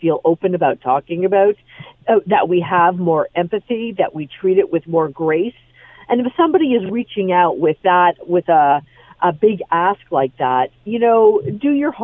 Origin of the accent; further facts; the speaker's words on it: Canada; I, as a Canadian